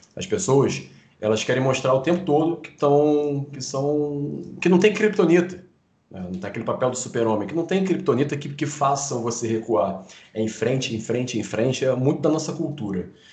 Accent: Rio de Janeiro, Brazil; eu sou carioca aqui no Rio de Janeiro

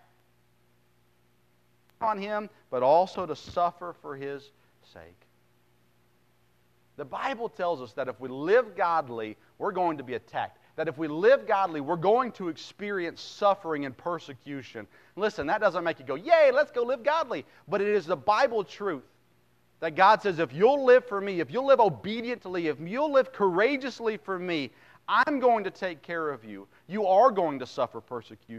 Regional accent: United States

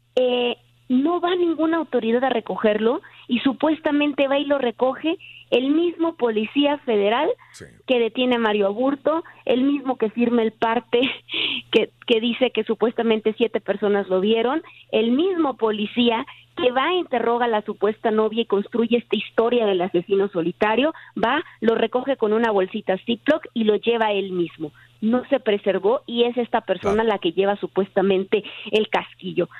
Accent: Tijuana, Baja California, Mexico; soy de Tijuana

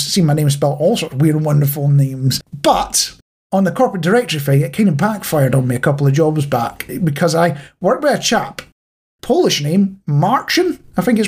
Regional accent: Scotland, United Kingdom; also born or lived in Manchester; now in East Midlands, United Kingdom; growing up, it was mostly in Scotland, but we did do a few years near Manchester as well.

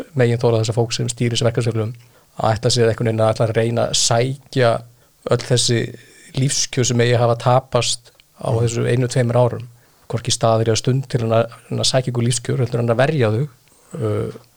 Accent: Iceland; við Íslendingar

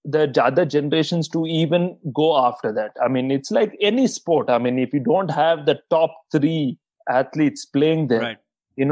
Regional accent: India; I'm one Indian playing this event

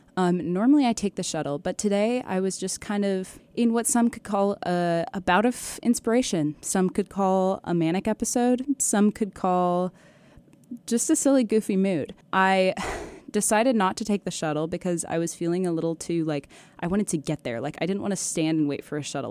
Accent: Mill Creek, Washington, United States; moved away as an adult; now in Malibu, United States; I'm from a town called Mill Creek

